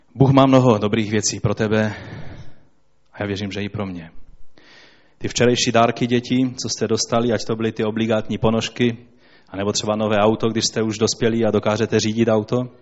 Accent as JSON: {"language": "Czech", "country": "Poland", "said": "Já jsem Polák."}